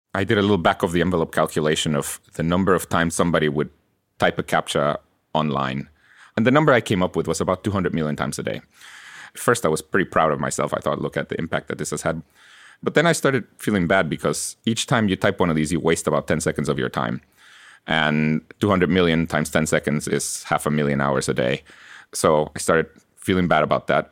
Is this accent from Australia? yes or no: no; Guatemala; English is a second language; moved away as an adult; now in United States; I was born in Guatemala and I, I grew up there and I came to college here in the US